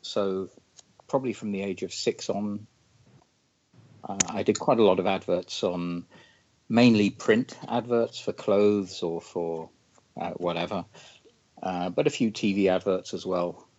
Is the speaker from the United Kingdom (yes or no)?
yes; London, United Kingdom; I grew up in London